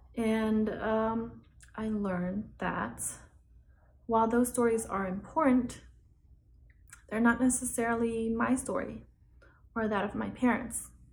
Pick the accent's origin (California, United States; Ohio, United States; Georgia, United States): California, United States; San Jose; also born or lived in Oklahoma City; now in New York City, United States; I was born in San Jose, California, and then I lived in Oklahoma City for a while, and now I live in New York City